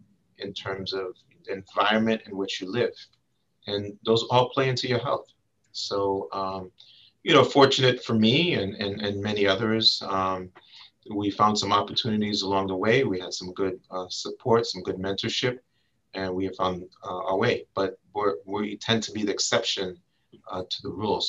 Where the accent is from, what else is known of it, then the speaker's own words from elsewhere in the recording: New York City, New York, United States; also born or lived in Washington, D.C.; I'm a native New Yorker from Brooklyn, to be specific. Clinton Hill, to be specific